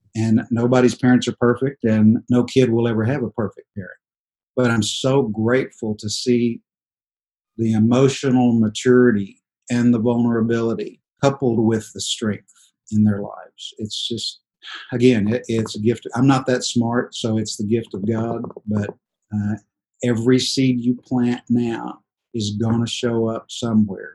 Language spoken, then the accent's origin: English; Dallas, Texas, United States; we're all from Dallas, Texas